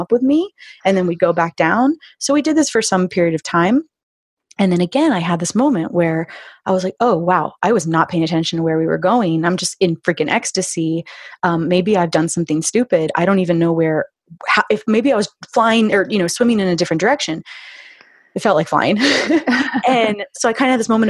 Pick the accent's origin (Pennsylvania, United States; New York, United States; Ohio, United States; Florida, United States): Florida, United States; grew up in Florida and had been around dolphins quite a bit because we'd lived on rivers and oceans and stuff